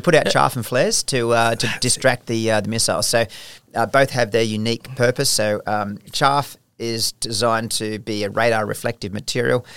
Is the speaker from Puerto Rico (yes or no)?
no; Australia; I was taken over as still an Australian officer, so I was still Australian, wearing Australian rank, employed by the Australian government